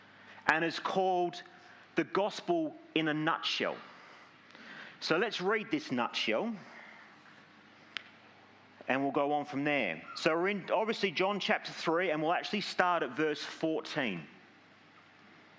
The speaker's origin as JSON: {"language": "English", "town": "Langford", "region": "Western Australia", "country": "Australia", "tie": "born or raised there", "lives_now": "Gosnells, Australia", "said": "I grew up in Langford, don't judge me"}